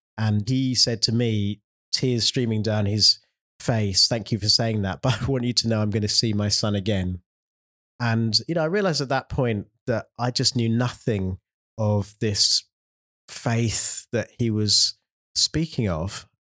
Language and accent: English; London, United Kingdom; I've always lived there, there or thereabouts in London